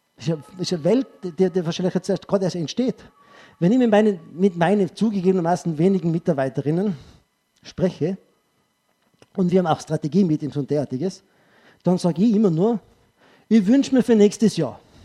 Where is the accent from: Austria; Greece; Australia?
Austria; Tyrol; ich sage als Tiroler